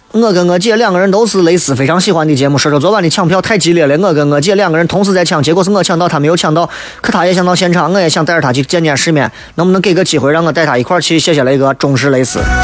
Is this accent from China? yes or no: yes; Shaanxi, China; 咱陕西人